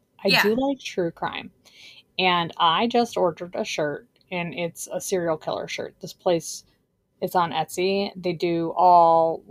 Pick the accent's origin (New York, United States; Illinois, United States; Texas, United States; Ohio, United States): Ohio, United States; I am from Ohio